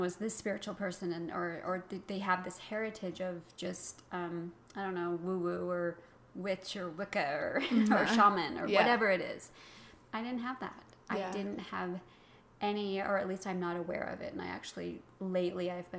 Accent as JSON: {"language": "English", "region": "Utah", "country": "United States", "tie": "born or raised there", "said": "I grew up in Utah, in Utah County, south of Salt Lake City"}